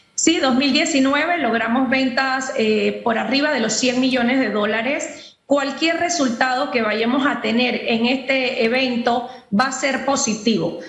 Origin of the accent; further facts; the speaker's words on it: Panama; nosotros como panameños